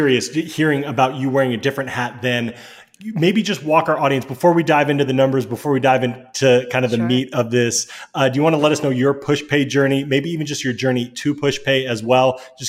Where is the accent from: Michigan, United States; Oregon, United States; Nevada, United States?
Oregon, United States; I'm from Oregon.